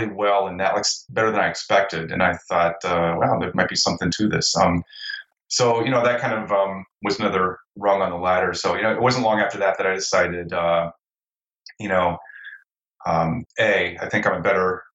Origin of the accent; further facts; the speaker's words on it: South Central Ohio, United States; now in Portland, United States; I have grown up or did grow up, it happened in South Central Ohio here in the States. You know, I lived in a pretty small town, pretty rural